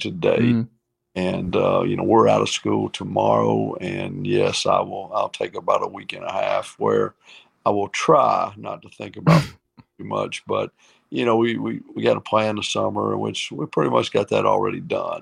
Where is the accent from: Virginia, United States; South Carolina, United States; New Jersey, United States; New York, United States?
Virginia, United States; Gate City; also born or lived in Kingsport, Tennessee; now in Georgia, United States; I was born in Kingsport, and lived right across the state line in Gate City, Virginia, which was really, really in the mountains